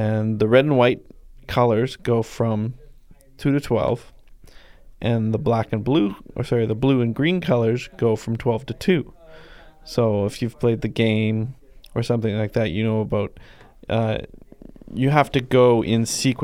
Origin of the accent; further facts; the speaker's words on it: Ladner, British Columbia, Canada; moved away; Yep, that's my hometown. Population 10 to 15,000.